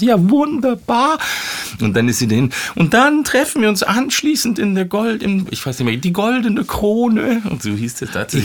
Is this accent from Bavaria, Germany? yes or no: yes; Munich, Bavaria, Germany; also born or lived in Ismaning / Chiemsee / Freising; ich bin in München aufgewachsen